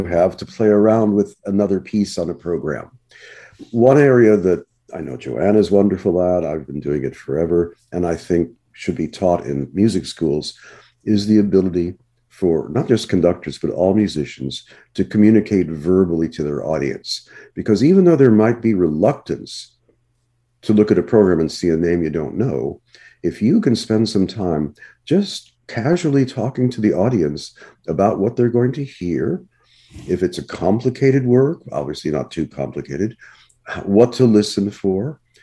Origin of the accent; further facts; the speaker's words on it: Los Angeles, California, United States; growing up in Los Angeles